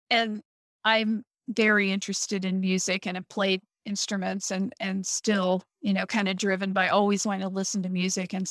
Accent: Midwest, United States; it really uh, cemented how I feel that I'm a Midwesterner Mm-hmm. because I realized that, you know, my family has been in the Midwest for 200 years

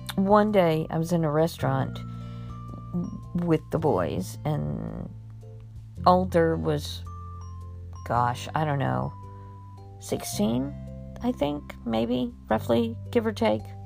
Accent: Miami, Florida, United States; also born or lived in Mexico; I knew what I had learned from Sesame Street growing up in Miami

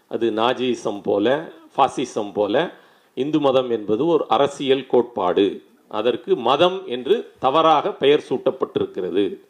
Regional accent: Ambur, Tamil Nadu, India; நான் பிறந்த ஊரிலே சொல்கிறேன் வேலூர் மாவட்டம் ரொம்ப முன்னேறிய மாவட்டம் ஆம்பூர்

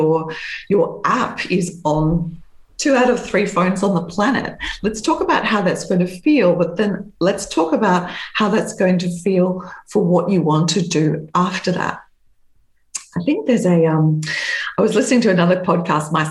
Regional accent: Australia; in my hometown in Australia

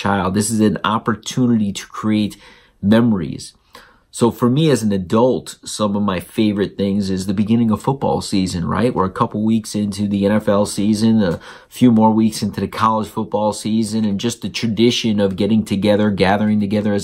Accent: South Florida, United States; now in Georgia, United States; I grew up in South Florida.

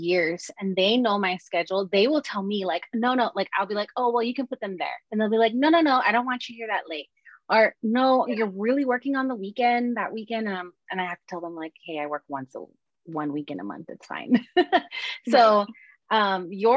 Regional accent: Oahu, Hawaii, United States; moved away as an adult; And I grew up in Hawaii. Hawaii is a tiny little on Oahu, and everyone knows everybody.

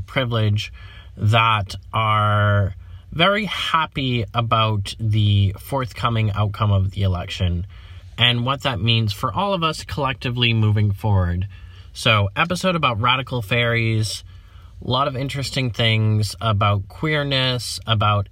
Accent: United States; I'm an American

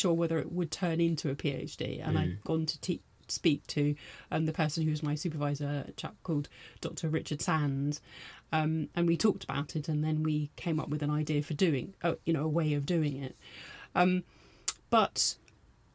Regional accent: London, United Kingdom; moved away as an adult; also born or lived in Bristol / Liverpool / Manchester / Zimbabwe; now in Lewes, United Kingdom; I am a Londoner

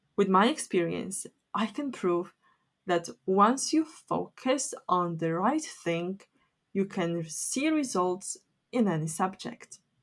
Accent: Poland; English is a second language; moved away as an adult; now in United Kingdom

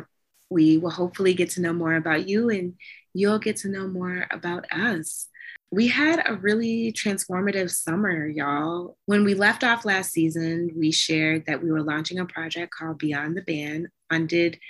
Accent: Decatur, Georgia, United States; moved away as an adult; also born or lived in Washington, District of Columbia, United States / Maryland / Virginia; now in Michigan, United States; I'm from Decatur, where it's greater. I'm a Georgia peach and all my people are there

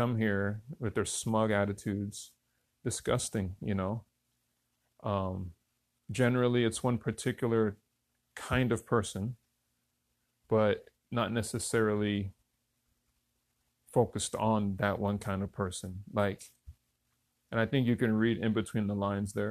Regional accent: Newton, Kansas, United States; now in Hawaii, United States; I was born in Newton, Kansas, of all places, in smack in the middle of the United States country

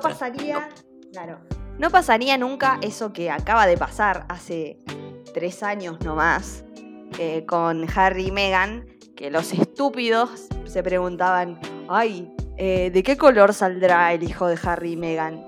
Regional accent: Argentina; a nosotros como argentinos

